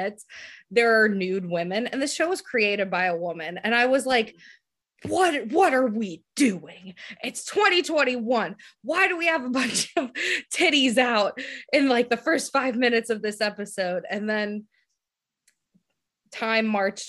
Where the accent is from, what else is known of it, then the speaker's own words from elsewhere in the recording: Pittsburgh, Pennsylvania, United States; I'm from Pittsburgh